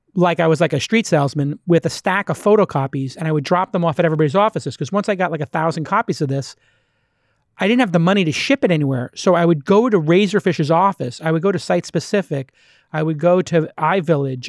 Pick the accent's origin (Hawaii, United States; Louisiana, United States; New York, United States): New York, United States; New York City; I'm from Bay Ridge, which is literally the last stop on the tran-, on the train